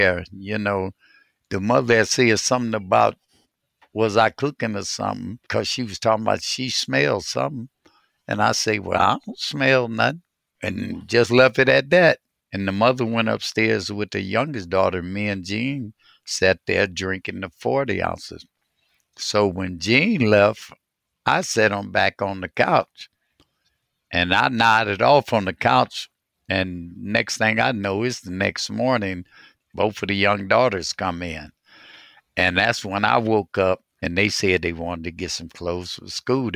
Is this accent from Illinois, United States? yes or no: no; Cleveland, Ohio, United States; I grew up on the east side of Cleveland, starting in the projects on 55th